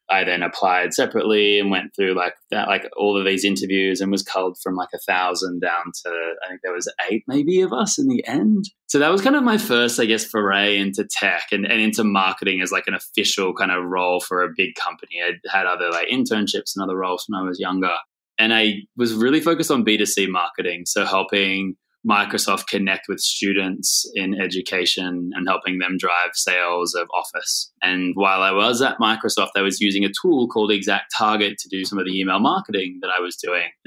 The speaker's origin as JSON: {"language": "English", "town": "Sydney", "region": "New South Wales", "country": "Australia"}